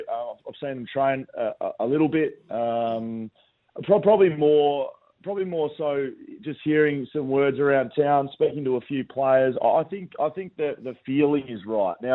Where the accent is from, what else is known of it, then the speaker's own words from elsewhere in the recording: Geelong, Victoria, Australia; now in Western Australia, Australia; I'm a I'm a West Australian-based media guy now. I'm from Victoria, from Geelong.